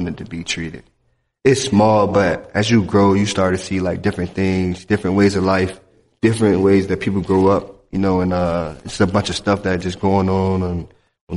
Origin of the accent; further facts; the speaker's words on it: Miami, Florida, United States; growing up in Miami, it's a lot of talent everywhere.